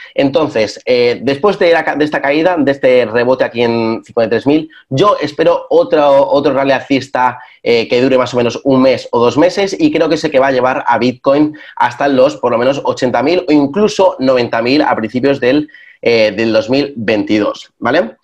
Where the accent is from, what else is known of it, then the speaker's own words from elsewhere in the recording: Spain; en España, que es de donde yo soy yo